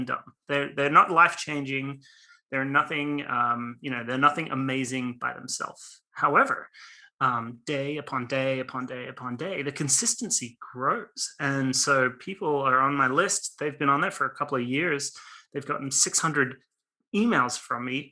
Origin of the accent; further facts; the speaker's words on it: Australia; now in Los Angeles, United States; born and raised in Australia